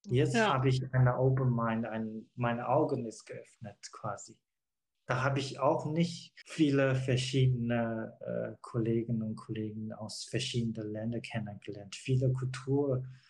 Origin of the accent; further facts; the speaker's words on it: China; German is a second language; moved away as an adult; now in Germany; China ist doch meine Heimat Heimatland und meine Eltern waren